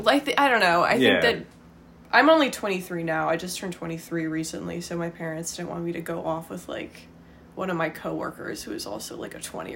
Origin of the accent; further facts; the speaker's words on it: Charlottesville, Virginia, United States; now in Northern Virginia, United States; I grew up in Charlottesville, so, like, the mountains were, like, all around. You could just, like, have a 360 view of the Blue Ridge, which was great.